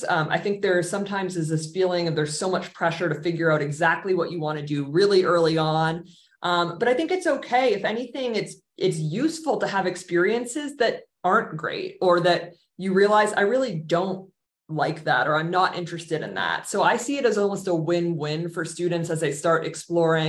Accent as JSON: {"language": "English", "town": "Boston", "region": "Massachusetts", "country": "United States", "tie": "born or raised there", "moved": "as an adult", "said": "I grew up in the Boston area"}